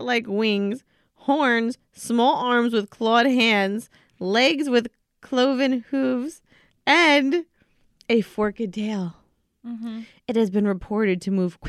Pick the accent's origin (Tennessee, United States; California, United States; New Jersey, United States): New Jersey, United States; part of the culture growing up in New Jersey